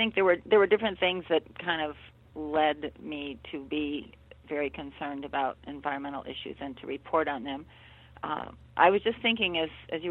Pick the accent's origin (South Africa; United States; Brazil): United States; Buffalo, New York; I grew up in Buffalo, right outside of Buffalo